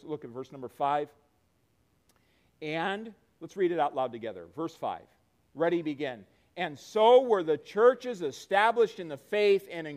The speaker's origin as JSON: {"language": "English", "country": "United States"}